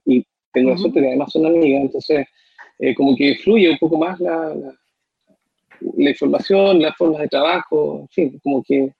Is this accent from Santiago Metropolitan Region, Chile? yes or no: no; Punta Arenas, Magallanes and Chilean Antarctica, Chile; now in Concepción, Chile; yo soy de Punta Arena, mi gente es allá y la conmovisión magallánica es totalmente distinta a la conmovisión que tenemos acá, que tienen acá los penquistas o que tenemos los penquistas por adopción